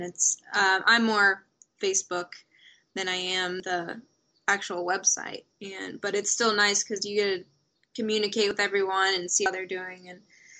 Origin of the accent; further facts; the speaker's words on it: Indiana, United States; I'm from Indiana